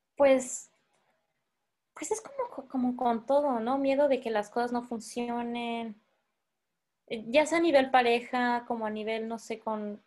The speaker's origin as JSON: {"language": "Spanish", "country": "Mexico", "moved": "as an adult", "lives_now": "Paris, France", "said": "yo soy lo que se consideraría, se consideraría una mestiza en mi país."}